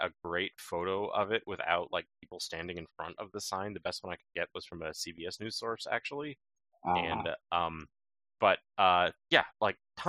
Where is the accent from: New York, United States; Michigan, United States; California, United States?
New York, United States; New York side of Lake Champlain, United States; moved away as an adult; now in Vermont, United States; I grew up on the New York side of Lake Champlain, and now I live on the Vermont side of Lake Champlain, up in the north